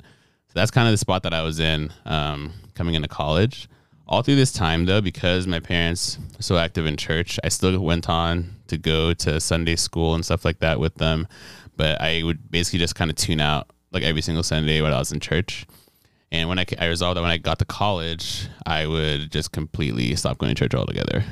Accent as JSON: {"language": "English", "country": "Nigeria", "tie": "born or raised there", "also_born_or_lived": "Detroit, Michigan, United States", "moved": "as an adult", "lives_now": "United States", "said": "Right after I was born, I moved back to Nigeria, and that's where I actually did, um, all my school, K twelve, before coming back to America"}